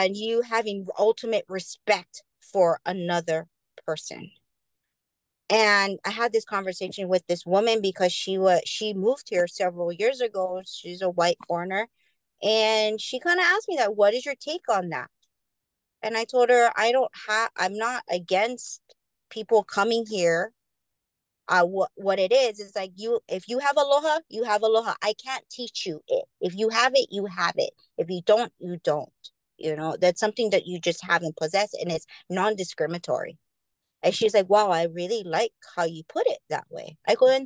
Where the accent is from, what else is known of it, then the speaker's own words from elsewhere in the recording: Hawaii, United States; the deep meaning of being Hawaiian